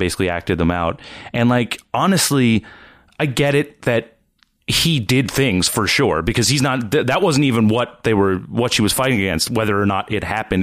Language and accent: English; Nova Scotia, Canada; I'm from the East Coast, from Nova Scotia